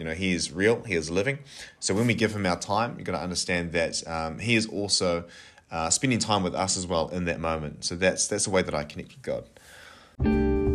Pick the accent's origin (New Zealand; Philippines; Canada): New Zealand; Napier, Hawke's Bay; moved away as an adult; now in Kapiti Coast, New Zealand; I am originally from Napier